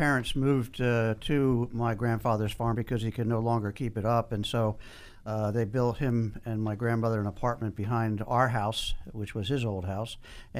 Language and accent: English; Philadelphia, Pennsylvania, United States; now in Washington, United States; Originally from Philadelphia and been in D.C. for 35 years.